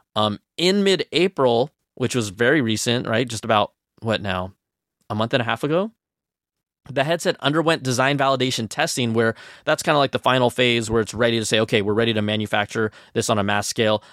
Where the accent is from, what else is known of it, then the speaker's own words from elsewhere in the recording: Bay Area, California, United States; moved away; I'm recording this from Cupertino, from my parents' house, because I am from the Bay Area